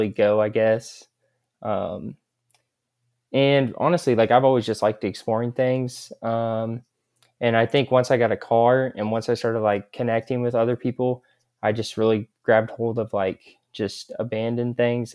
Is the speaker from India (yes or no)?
no; Kansas City, Missouri, United States; I'm from Kansas City, Missouri.